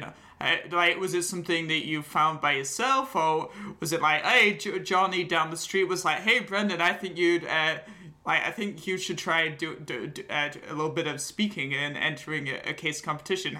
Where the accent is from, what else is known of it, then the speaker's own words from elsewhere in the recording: Yorkshire and the Humber, United Kingdom; where I grew up in North Yorkshire in England.